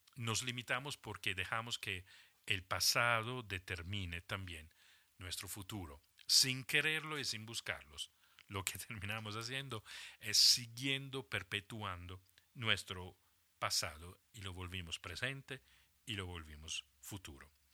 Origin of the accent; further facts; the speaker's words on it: Italy; moved away as an adult; also born or lived in Germany / Switzerland; me había salido ya de Italia, de mi país de origen, un par de veces